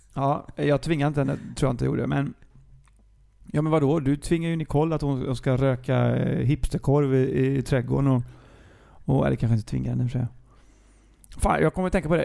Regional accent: Gothenburg, Västra Götaland, Sweden; jag är från Gbg

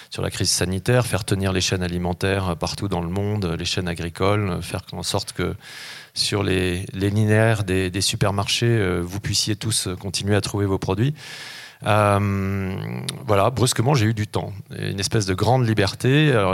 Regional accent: the Alps, France; avant mon adolescence, dans les, quand j'ai grandi dans les Alpes, dans la bibliothèque de mon grand-père

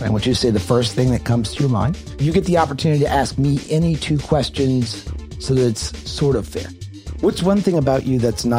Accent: New Orleans, Louisiana, United States; I grew up in New Orleans, Louisiana, and my family was very Catholic

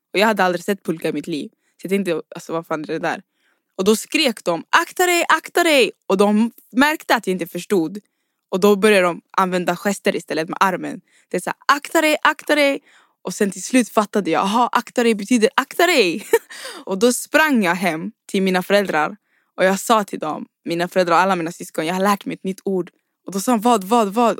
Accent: Uddevalla, Västra Götaland, Sweden; Jag kom till Sverige i november 2005. At the time var jag bara nio år gammal och vi hamnade i en liten stad nära Trollhättan. Den kallades Uddevalla

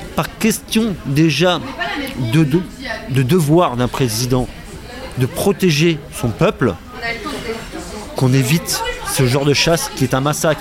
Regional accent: Picardy, Hauts-de-France, France; enfant picard c'est pour ça que j'en parle au président parce qu'on est de la même région on est de Picardie tous les deux

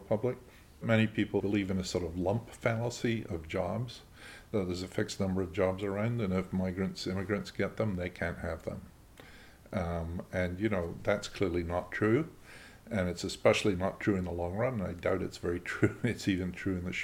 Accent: Scotland, United Kingdom; I'm a Scot

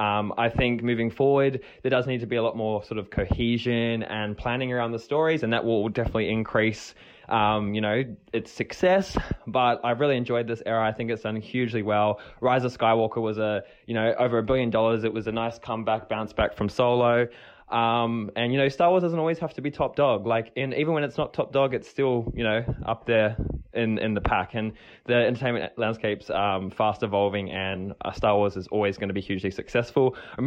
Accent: New Zealand; now in Australia; aka the name I just said before. That's how you pronounce it. I am a Kiwi, but I'm living over in Aussie land. Hence, I don't have a Kiwi accent anymore.

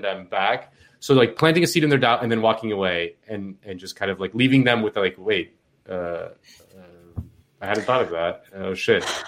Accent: Miami, Florida, United States; I'm from Miami

